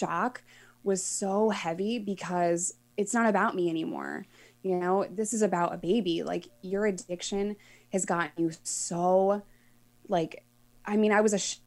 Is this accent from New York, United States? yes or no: yes; New York, United States; moved away; as a New Yorker